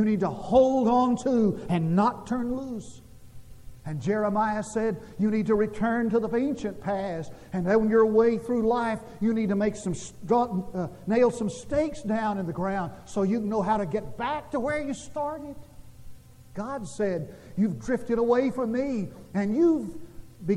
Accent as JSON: {"language": "English", "town": "Munday", "region": "Texas", "country": "United States", "tie": "born or raised there", "moved": "yes"}